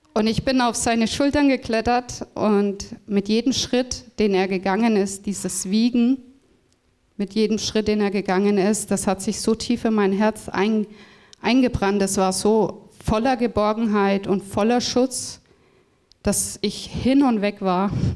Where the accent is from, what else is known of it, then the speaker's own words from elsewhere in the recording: Freudenberg, North Rhine-Westphalia, Germany; moved away; ich bin aufgewachsen im Siegerland das ist in Nordrhein-Westfalen, genau in äh, Freudenberg im Bethesda Krankenhaus.